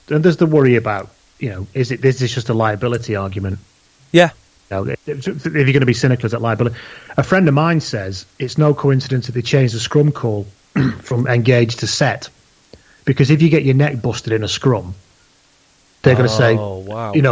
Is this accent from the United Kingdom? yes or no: yes; England, United Kingdom; now in Wales; Yeah, I am English. I live in Wales. I've lived in Wales more of my life.